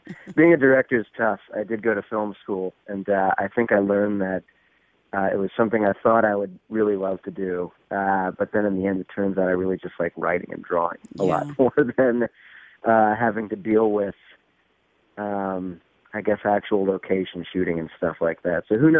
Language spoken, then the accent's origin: English; New Orleans, Louisiana, United States; born there; now in Chicago, United States; No, not originally, no. I was born in Louisiana, specifically New Orleans. No, I don't have the accent everyone expects me to have for some reason.